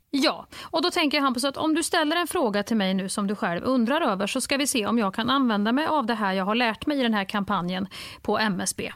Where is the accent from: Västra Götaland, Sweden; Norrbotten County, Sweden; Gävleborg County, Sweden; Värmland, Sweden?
Värmland, Sweden; Kristinehamn; folk i Kristinehamn där jag kommer ifrån